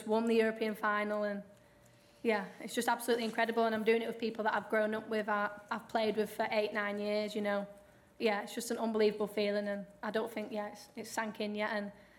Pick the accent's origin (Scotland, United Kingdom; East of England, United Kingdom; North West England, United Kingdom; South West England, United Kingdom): North West England, United Kingdom; Rochdale; I'm from Rochdale